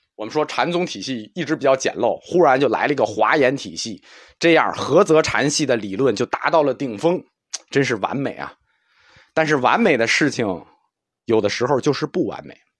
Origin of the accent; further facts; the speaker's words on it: China; 一听异心我们中国人就懂了